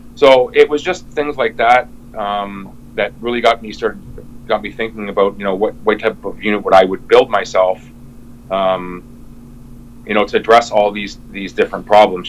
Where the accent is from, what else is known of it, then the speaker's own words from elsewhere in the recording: Windsor, Ontario, Canada; now in near Montreal, Canada; came here about 22 years ago, but I'm originally from Windsor, Ontario.